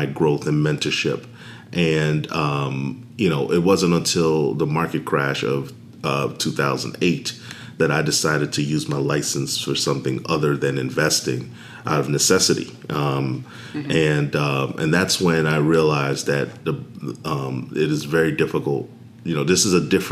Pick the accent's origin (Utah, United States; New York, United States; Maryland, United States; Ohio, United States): New York, United States; New York City; moved away as an adult; also born or lived in Washington, D.C.; I am originally from New York City